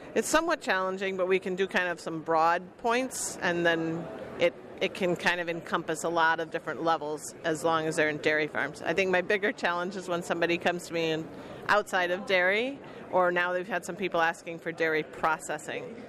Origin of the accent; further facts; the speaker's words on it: Illinois, United States; moved away as an adult; now in Vermont, United States; I guess I'm from Illinois, but can't have to claim Vermont after 30 years